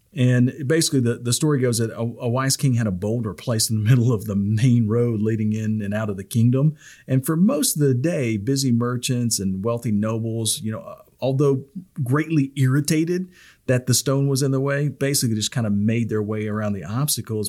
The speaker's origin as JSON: {"language": "English", "region": "the South", "country": "United States", "tie": "born or raised there", "said": "I'm from the South"}